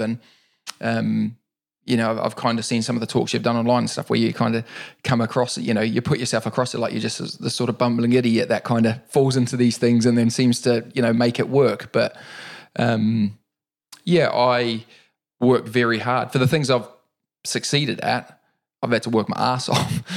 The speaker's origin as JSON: {"language": "English", "country": "New Zealand", "tie": "born or raised there", "also_born_or_lived": "Auckland, New Zealand / Wellington, New Zealand / Dargaville, New Zealand / London, United Kingdom", "moved": "as an adult", "lives_now": "United Kingdom", "said": "I was born and raised in New Zealand. Um, I left New Zealand at the age of twenty-two."}